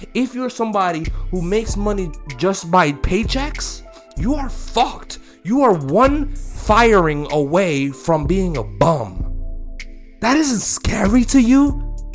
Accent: United States; I'm American

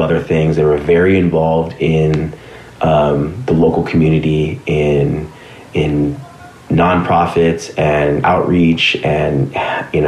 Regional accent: Los Angeles, California, United States; I grew up in the valley, you know, I grew up in Sun Valley

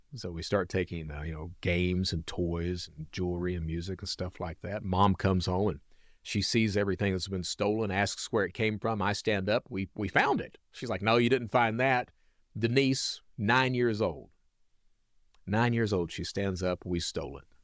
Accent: Hazard, Kentucky, United States; now in Birmingham, United States; I'm a Southern boy, so I'm from, uh, Hazard, Kentucky, right in the heart of coal country

